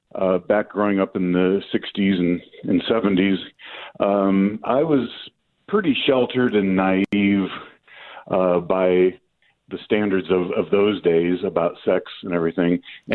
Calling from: New Mexico, United States; I'm … from New Mexico.

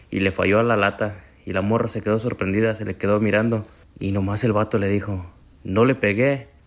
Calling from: Chicago, Illinois, United States; ¿Qué onda, Piolín? … de Chicago y ahí te va mi chiste.

